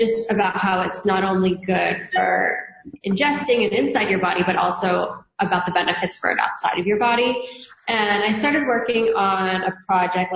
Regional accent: Hawaii, United States; also born or lived in New York; now in San Diego, United States; I grew up in Hawaii, so it's very Asian influenced.

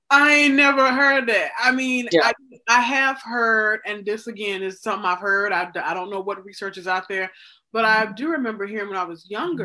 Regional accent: the South, United States; growing up in the South

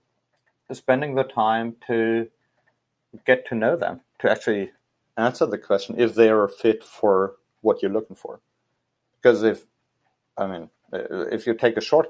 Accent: Hesse, Germany; I was leading the Cub Scout program in Hessen, in my home state.

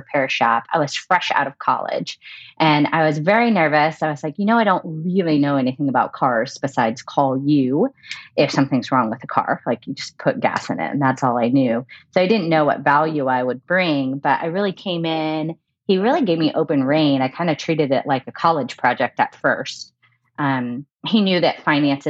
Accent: Houston, Texas, United States; now in Denver, United States; I am originally from Houston, but I'm currently living in Denver

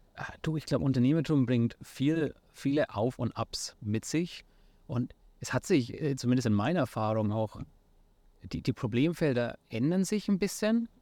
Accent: near Nuremberg, Bavaria, Germany; accent: Franconian; moved away as an adult; also born or lived in San Francisco, United States; ich komme, wie vielleicht manche an meinem Akzent auch noch hören, ursprünglich aus der Nähe von Nürnberg in, in Bayern in Deutschland

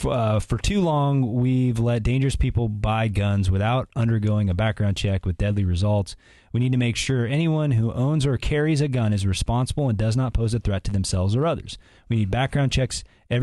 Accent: South Bend, Indiana, United States; my hometown of South Bend is a city with a history of diverse immigrant communities.

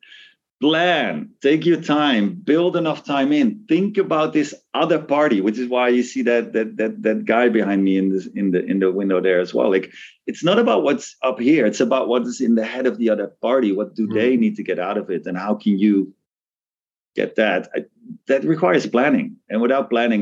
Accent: Netherlands; moved away as an adult; also born or lived in Hong Kong; now in Tokyo, Japan; the town I grew up in the Netherlands.

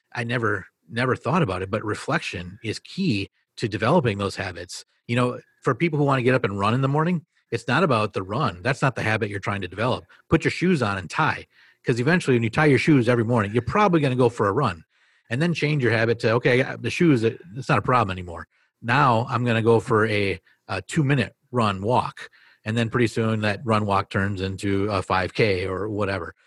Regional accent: Marinette, Wisconsin, United States; I became the assistant principal at a middle school in Marinette, Wisconsin.

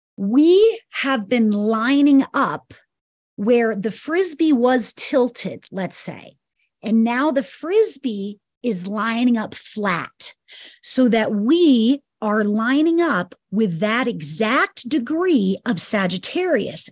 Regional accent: New York, United States; moved away as an adult; also born or lived in Kauai; I'm from New York and moved to Kauai at twenty.

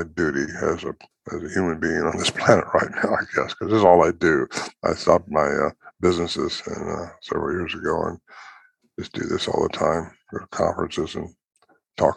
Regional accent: California, United States; moved away as an adult; also born or lived in Oregon / Washington; now in White Lake, United States; Normally, I was raised in California

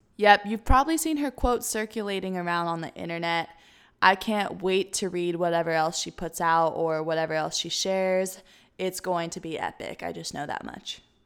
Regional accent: Tennessee, United States; my hometown of Tennessee

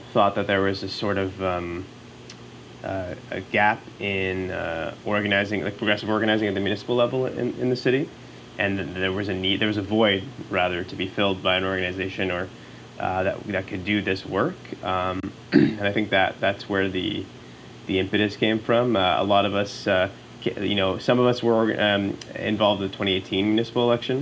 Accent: Montreal, Quebec, Canada; now in Ottawa, Canada; I'm from Montreal originally

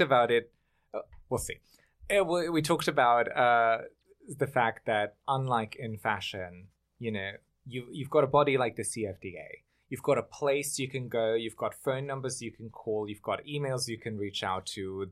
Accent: Germany; moved away as an adult; also born or lived in Bosnia; now in New York City, United States; I grew up in Germany. I'm from Bosnia

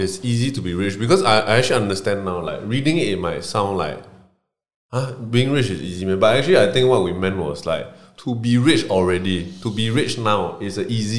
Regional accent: Malaysia; now in Singapore; I'm from Malaysia

